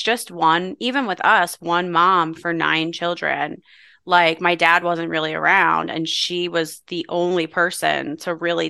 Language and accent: English; Philadelphia, Pennsylvania, United States; when you meet people that you don't really know, it's just easier to say I'm from Philadelphia because people don't know.